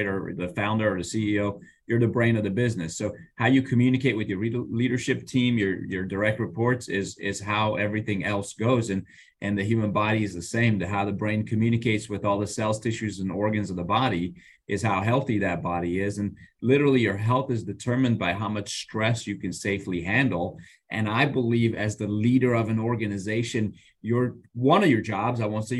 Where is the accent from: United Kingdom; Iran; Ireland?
Iran; moved away; I grew up in Iran